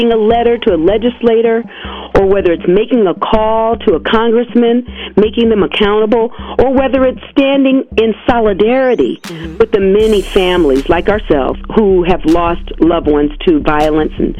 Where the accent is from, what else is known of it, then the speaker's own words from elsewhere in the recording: Nebraska, United States; I was born and raised in Nebraska